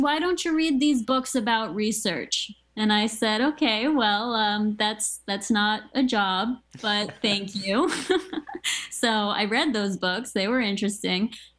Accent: Maryland, United States; I grew up in Maryland. I was right outside of the National Institutes of Health.

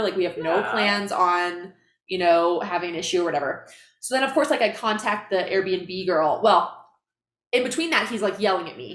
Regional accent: Iowa, United States; now in Salt Lake City, United States; I flew back to my hometown

